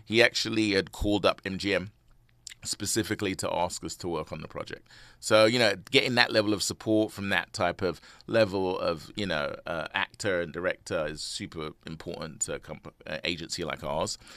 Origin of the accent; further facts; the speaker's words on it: London, United Kingdom; also born or lived in Saint Lucia (parents); now in United States; I'm originally from London.